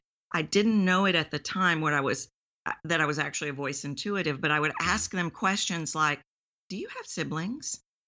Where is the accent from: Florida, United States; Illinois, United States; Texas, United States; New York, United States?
Texas, United States; accent: Texan; I'm from Texas, why do I sound Texan?